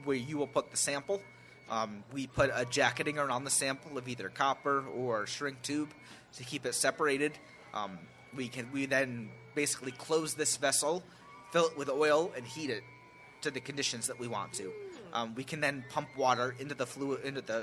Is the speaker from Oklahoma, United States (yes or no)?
yes; Oklahoma, United States; I'm from Oklahoma